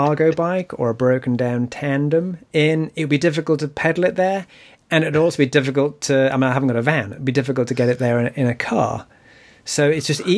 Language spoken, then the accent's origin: English; United Kingdom; me as a Brit